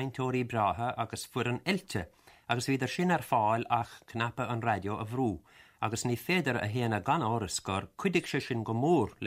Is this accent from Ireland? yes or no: yes; Limerick, Munster, Ireland; I was born in Limerick City and grew up in an Irish atmosphere, but not Irish-speaking.